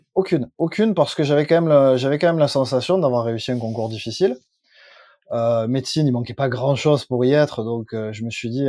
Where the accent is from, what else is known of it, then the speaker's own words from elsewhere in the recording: Plan-de-Cuques, Provence-Alpes-Côte d'Azur, France; also born or lived in Marseille; je suis né à Marseille, mais j'habite dans un village qui est euh, juste à côté de Marseille, qui s'appelle Plante de Cuc.